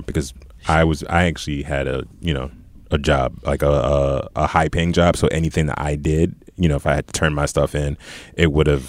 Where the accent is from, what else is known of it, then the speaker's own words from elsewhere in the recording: New York City, New York, United States; we're from Brownsville